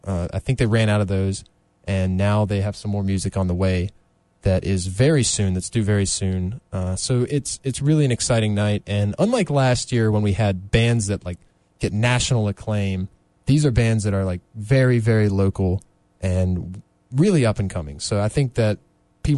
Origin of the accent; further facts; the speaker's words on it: Rocky Mount, North Carolina, United States; Rocky Mount, which is my hometown